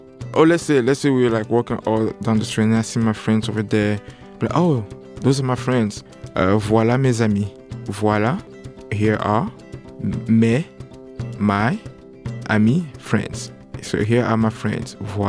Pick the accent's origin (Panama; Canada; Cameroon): Cameroon; I'm from Cameroon.